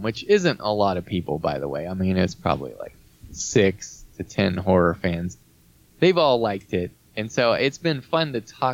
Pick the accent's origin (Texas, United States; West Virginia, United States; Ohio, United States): West Virginia, United States; Wheeling; moved away; I'm from Wheeling, West Virginia